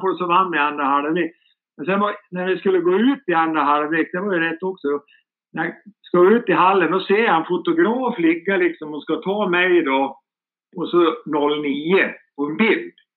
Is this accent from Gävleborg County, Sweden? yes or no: yes; Sandviken, Gävleborg County, Sweden; moved away; also born or lived in Greece; Där jag kommer ifrån, Sandviken